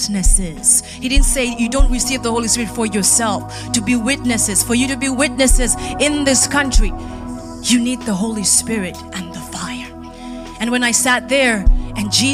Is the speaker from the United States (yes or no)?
no; Kenya; moved away; I say that as a Kenyan